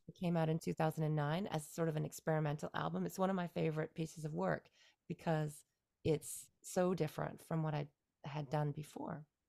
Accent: just outside of Toronto, Ontario, Canada; first language English; moved away as an adult; now in Beijing, China; I was born and raised in Canada, yeah, just outside of Toronto, Canada, and, uh, lived in Canada and in the province of Ontario, until my early thirties

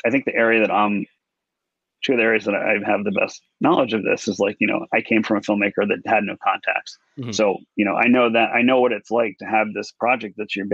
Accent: Houston, Texas, United States; I grew up in Houston

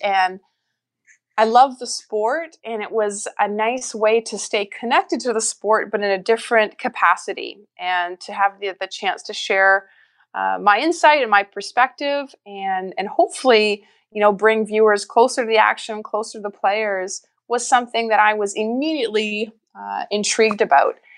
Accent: Winnipeg, Manitoba, Canada; I grew up in Winnipeg, Manitoba

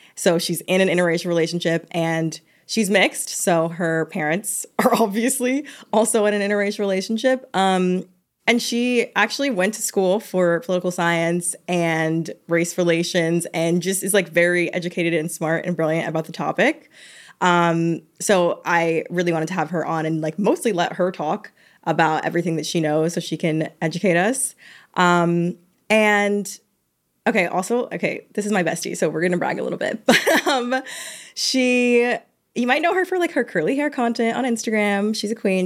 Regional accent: Georgia, United States; I'm from Georgia

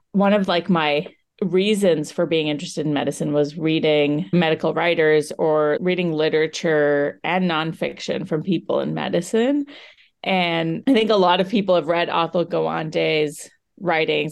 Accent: United States; I'm an Indian American female physician who was recently in training

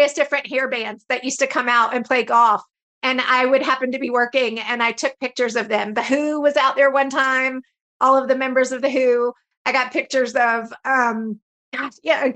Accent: Stone Mountain, Georgia, United States; I grew up in Stone Mountain, Georgia

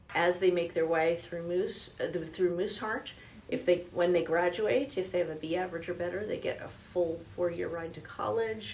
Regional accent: New Jersey, United States; also born or lived in Denver; now in Louisville, United States; I'm originally from New Jersey

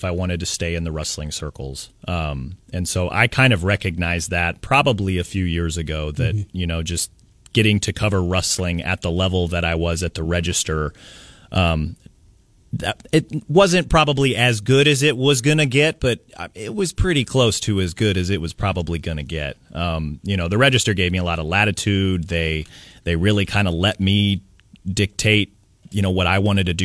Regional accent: Kansas City, Missouri, United States; now in Alabama, United States; I grew up in Kansas City. I grew up reading the Kansas City Star.

